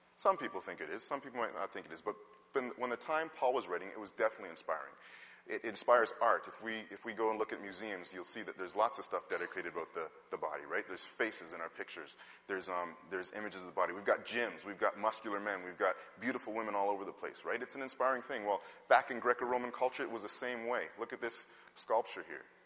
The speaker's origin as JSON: {"language": "English", "country": "Canada", "tie": "born or raised there", "said": "though I was born in Canada, my parents came from the West Indies"}